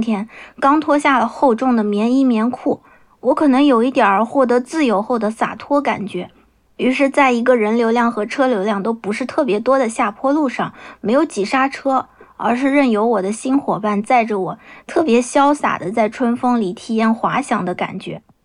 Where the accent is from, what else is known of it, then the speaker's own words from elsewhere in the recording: Nanjing, Jiangsu, China; 我来自江苏南京，目前从事的是儿童绘本插画师的工作